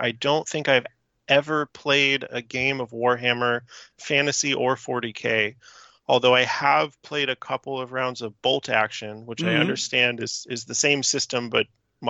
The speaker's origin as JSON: {"language": "English", "area": "the Bay Area", "region": "California", "country": "United States", "said": "I'm from the Bay Area, and the Bay Area, if you're outside of it, is sort of this, you know, collection of cities around the San Francisco Bay."}